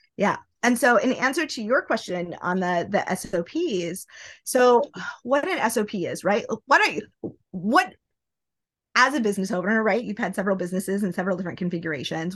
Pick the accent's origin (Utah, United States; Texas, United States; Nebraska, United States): Nebraska, United States; now in New York City, United States; I live in New York City. I am originally from Nebraska